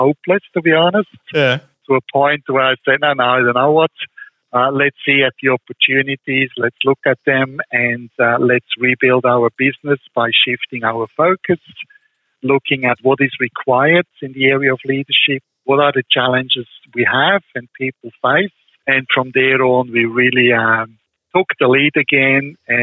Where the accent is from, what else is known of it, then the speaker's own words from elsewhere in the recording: Switzerland; moved away; the personal experiences I had growing up in Switzerland